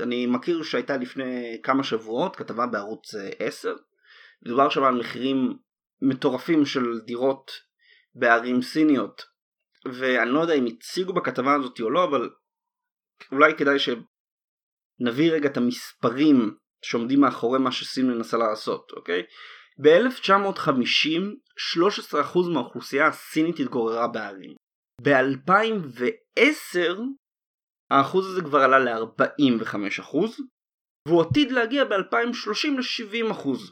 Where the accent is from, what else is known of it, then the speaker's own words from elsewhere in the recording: Israel; אנחנו, כישראלים